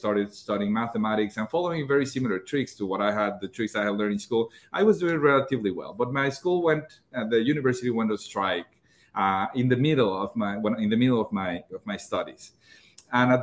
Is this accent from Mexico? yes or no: yes; Mexico; moved away as an adult; in the most remote parts of my home country, Mexico. And then when I moved north